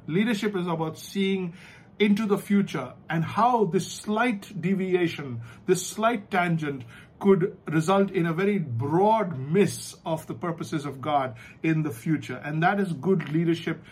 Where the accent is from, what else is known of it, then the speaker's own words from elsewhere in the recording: India; we're from the Indian education system